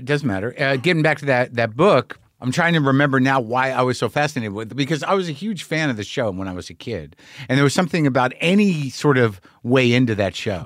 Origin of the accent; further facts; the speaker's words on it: New Mexico, United States; when I grew up in New Mexico, but all my people are Jersey.